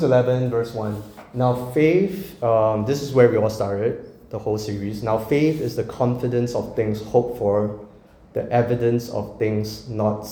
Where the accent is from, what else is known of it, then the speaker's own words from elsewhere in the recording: Singapore; moved away; I'm from Singapore